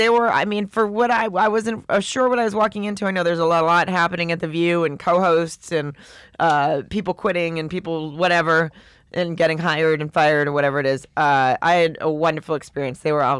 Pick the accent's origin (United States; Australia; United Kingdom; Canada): Canada; So now that I'm just because I'm Canadian, now I'm gay.